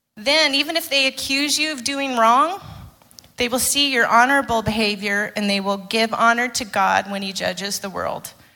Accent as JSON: {"language": "English", "region": "Arizona", "country": "United States", "tie": "born or raised there", "moved": "yes", "said": "I grew up in Arizona, uh, in the United States"}